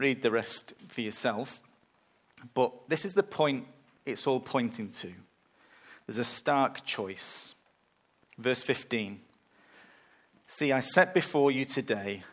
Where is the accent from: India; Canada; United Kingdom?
United Kingdom; England; moved away; I'm going to England, back to my hometown at the end of the month